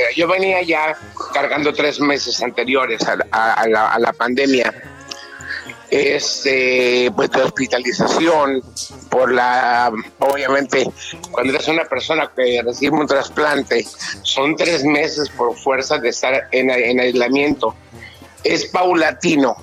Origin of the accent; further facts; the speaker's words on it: Mexico; nosotros como mexicanos